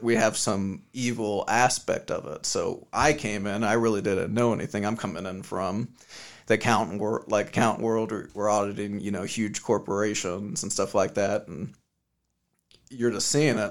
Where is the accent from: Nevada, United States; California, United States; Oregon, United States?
Nevada, United States; Las Vegas; I'm born and raised in Vegas